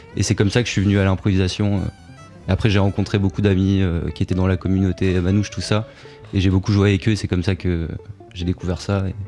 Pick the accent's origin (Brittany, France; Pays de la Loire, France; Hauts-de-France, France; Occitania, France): Occitania, France; Montpellier; J'étais au conservatoire, à, je viens de Montpellier, donc j'étais à Montpellier